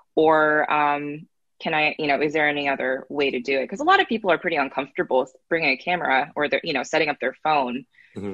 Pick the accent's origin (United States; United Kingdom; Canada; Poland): United States; Northern California; I grew up in Northern California